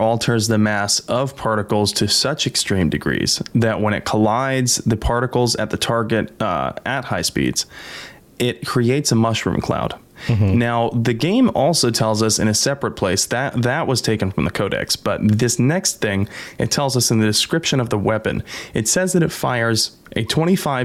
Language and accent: English; United States; I'm an American